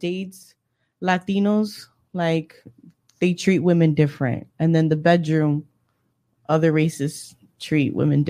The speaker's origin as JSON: {"language": "English", "town": "Miami Beach", "region": "Florida", "country": "United States", "tie": "born or raised there", "said": "Born and raised."}